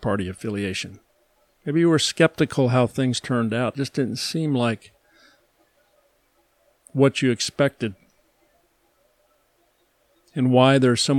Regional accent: Midwest, United States; I am an American. I live in this country. I grew up in this country. I was born here.

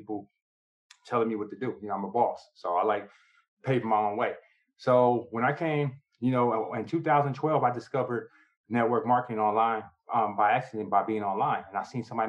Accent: San Diego, California, United States; also born or lived in New York; I was born in New York, grew up in San Diego, California

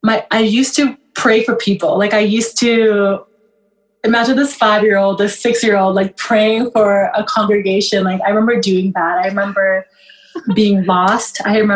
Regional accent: Kenya; born there; I was born in Kenya. So what happened was there was a civil war in Sudan at the time. My mother fled to Kenya.

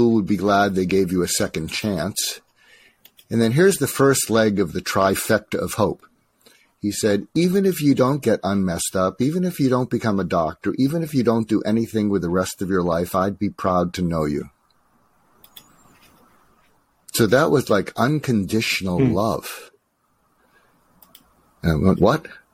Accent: outside of Boston, Massachusetts, United States; moved away as an adult; also born or lived in Topeka, Kansas / Los Angeles; I grew up outside of Boston

